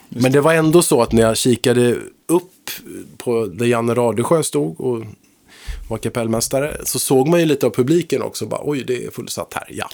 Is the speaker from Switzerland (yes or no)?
no; Högsby, Kalmar County, Sweden; moved away; jag kommer ifrån Småland från början, en liten by där